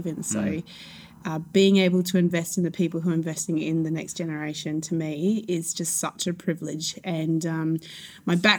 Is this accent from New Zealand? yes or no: no; Adelaide Hills, South Australia, Australia; we grew up in Adelaide Hills